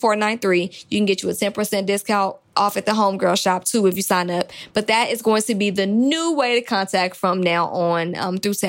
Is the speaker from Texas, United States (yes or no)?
no; Atlanta, Georgia, United States; I'm from Atlanta